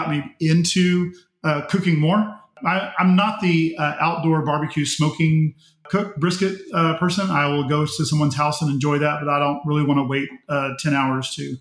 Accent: Pearland, Texas, United States; I grew up in United Methodist Church, Pearland First United Methodist Church, was baptized there, attended all the way through and graduated from there.

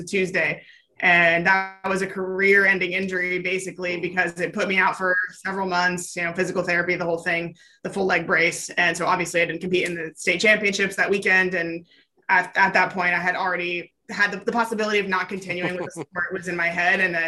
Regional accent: California, United States; moved away; also born or lived in New Jersey; I grew up in California

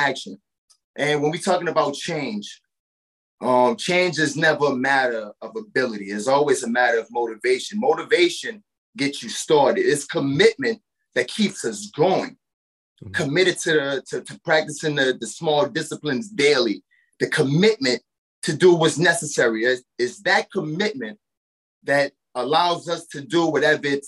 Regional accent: New Orleans, Louisiana, United States; moved away as an adult; now in Nashville, United States; born and raised in New Orleans, Louisiana. And I was displaced by Hurricane Katrina years ago

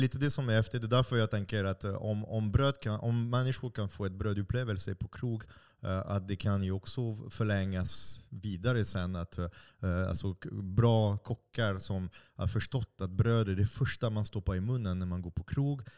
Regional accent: France; now in Stockholm, Sweden; jag är fransman också.

